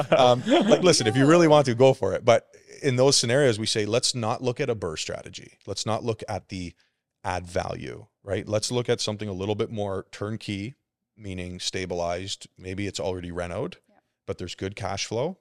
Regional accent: Burlington, Ontario, Canada; I'm still Canadian. I grew up, I'm born and raised in Burlington

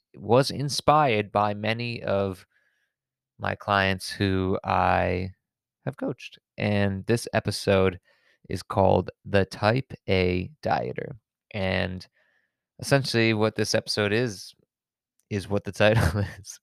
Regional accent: suburbs of Connecticut, United States; I'm from the suburbs of Connecticut

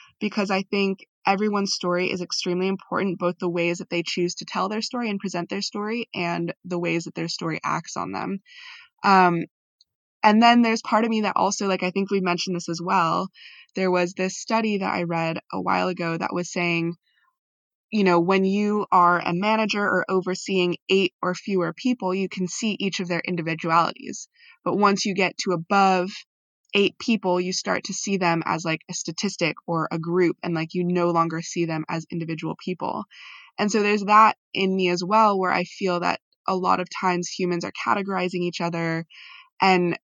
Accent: United States; as a Filipino American

